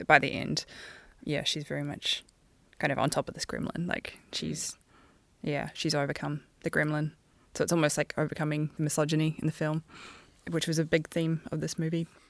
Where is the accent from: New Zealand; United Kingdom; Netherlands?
New Zealand; a female Kiwi animation supervisor